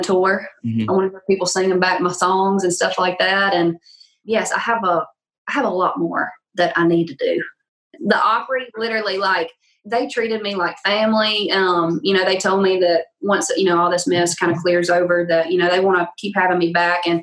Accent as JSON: {"language": "English", "region": "Louisiana", "country": "United States", "accent": "thick accent", "moved": "yes", "lives_now": "Nashville, United States", "said": "I'm from"}